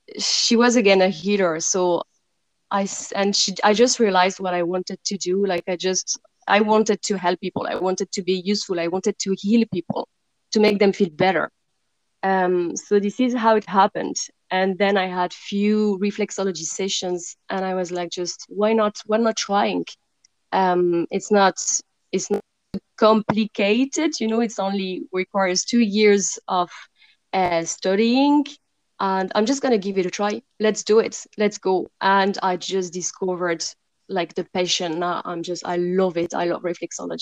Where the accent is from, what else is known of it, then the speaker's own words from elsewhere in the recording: suburb of Paris, Île-de-France, France; moved away; I come from France and I grew up beside Paris, in the suburb of Paris, actually.